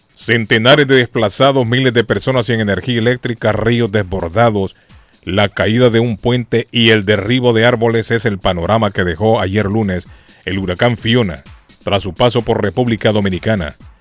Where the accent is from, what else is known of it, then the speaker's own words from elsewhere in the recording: Argentina; moved away; Yo soy argentino, me gusta la Argentina